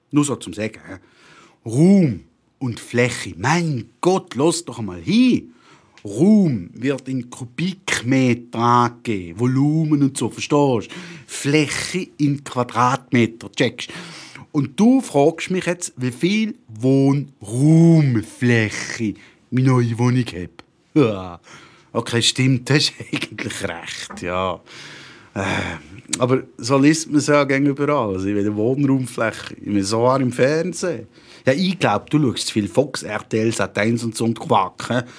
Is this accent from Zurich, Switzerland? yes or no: no; Toffen, Bern, Switzerland; born there; Ich bin Schweizer und muss ausgeschaffen werden. Eigentlich. Hä? Wie, was jetzt? Ja, eben habe ich, hab ich doch vorne schon gesagt, ich bin in Toffen geboren.